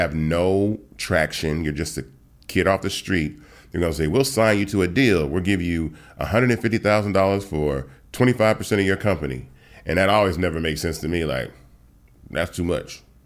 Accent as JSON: {"language": "English", "town": "Atlanta", "region": "Georgia", "country": "United States", "tie": "born or raised there", "also_born_or_lived": "Memphis, Tennessee", "said": "I was born in Memphis, got to Atlanta, um, when I was, like, three years old"}